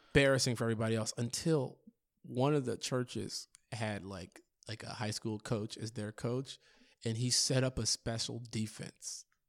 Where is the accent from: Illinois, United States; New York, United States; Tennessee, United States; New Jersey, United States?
Illinois, United States; Chicago; I'm from Chicago